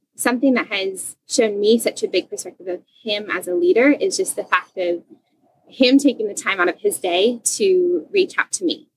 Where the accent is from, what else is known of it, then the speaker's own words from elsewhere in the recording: Indiana, United States; moved away as an adult; now in Masatepe, Nicaragua; I am from Indiana originally